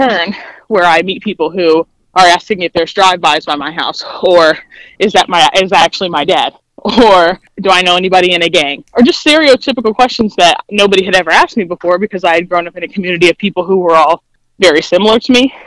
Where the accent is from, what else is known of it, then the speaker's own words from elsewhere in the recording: Dayton, Ohio, United States; I grew up in Dayton, Ohio